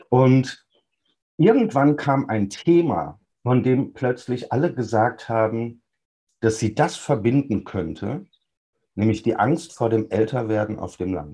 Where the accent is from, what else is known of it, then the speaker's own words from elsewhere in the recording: North Rhine-Westphalia, Germany; Meine Heimatstadt im Sauerland war früher eine belebte Fußgängerzone, heute gibt es da gar nichts mehr.